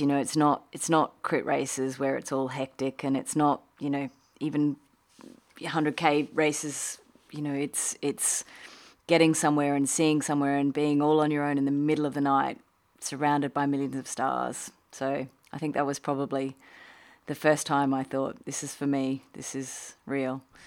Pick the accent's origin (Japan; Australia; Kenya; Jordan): Australia; moved away as an adult; also born or lived in United Kingdom; now in Qatar; I'm Australian and I moved to the U K in my twenties for, you know, a working holiday